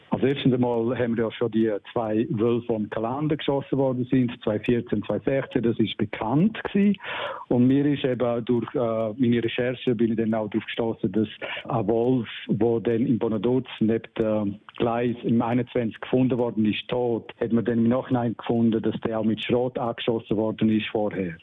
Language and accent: German; Surselva, Graubünden, Switzerland; bei uns in der Surselva